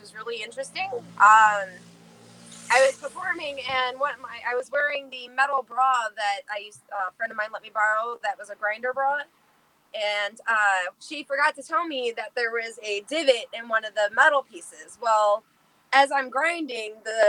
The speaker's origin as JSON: {"language": "English", "region": "Michigan", "country": "United States", "also_born_or_lived": "Chicago", "moved": "yes", "said": "Originally, I am from Michigan"}